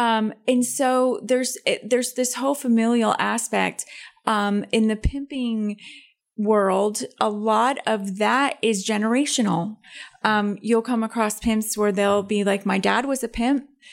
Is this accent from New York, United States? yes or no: no; Belvidere, Illinois, United States; my hometown of Belvedere, Illinois